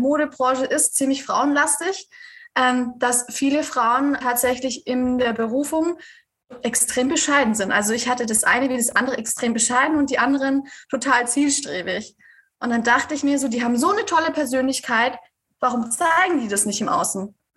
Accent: Swabia, Germany; ich komme aus dem Schwabenland

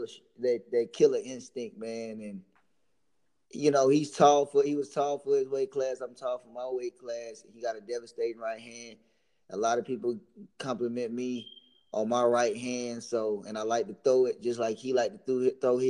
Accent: Rock Hill, South Carolina, United States; I'm from Rock Hill, South Carolina. We're a football city.

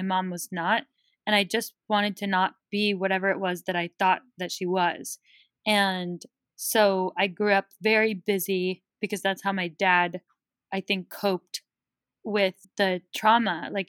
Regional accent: Bay Area, California, United States; I grew up in the Bay Area

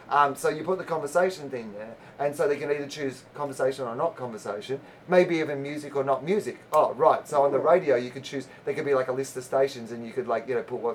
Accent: Australia; moved away as an adult; now in United States; no, I'm Australian.

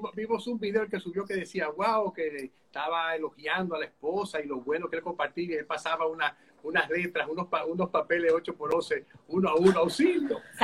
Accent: Santo Domingo, Distrito Nacional, Dominican Republic; yo soy de Santo Domingo, mi esposa también

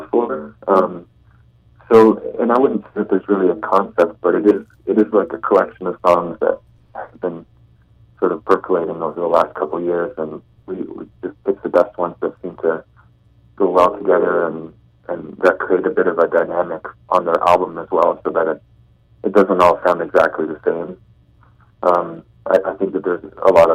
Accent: Canada; a Canadian songwriter

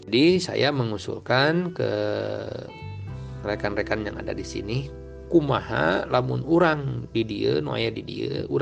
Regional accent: Banjaran, West Java, Indonesia; Saya kan asli dari Banjaran Hilir. Banjaran kecamatan Desa Banjaran, Kecamatan Banjaran.

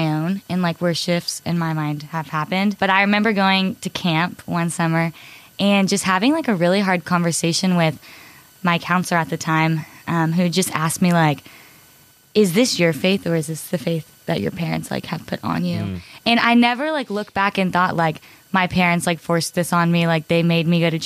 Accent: Cypress, Texas, United States; I'm from Cypress, Texas

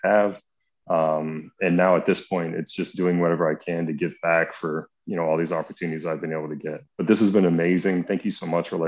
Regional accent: Spring, Texas, United States; moved away; I grew up in Spring, Texas

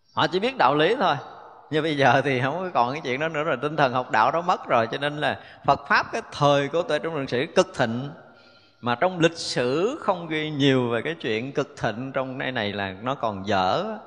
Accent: Vietnam; mình người Việt mình

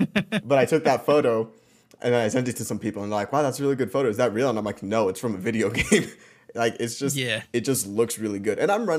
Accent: Mexico; because it was from Mexico and we're Mexicans.

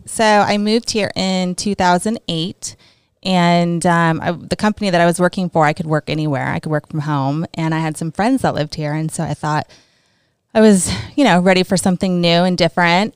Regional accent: California, United States; moved away; also born or lived in New Jersey; I was born in New Jersey and then I moved to California when I was four. So, I'm really from California 'cause I don't really remember Jersey

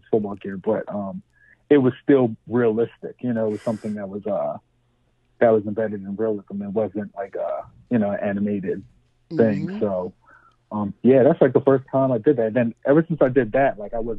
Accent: Camden, New Jersey, United States; moved away as an adult; also born or lived in Spanish Town, Jamaica / Syracuse, New York; I'm from Canton. I don't know if you're familiar with like the dynamics of Canton, but it's pretty much, you know, really urban, all, you know, all Black and Hispanic kids

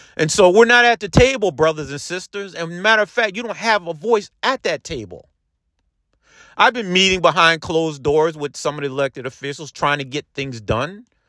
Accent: Peekskill, New York, United States; the Peekskill Housing Authority because that's where I grew up

